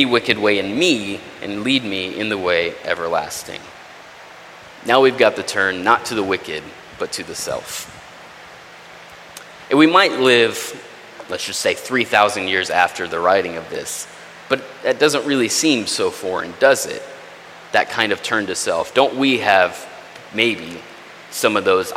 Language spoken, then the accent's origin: English; Texas, United States; I'm from Texas, that's not far from where I grew up.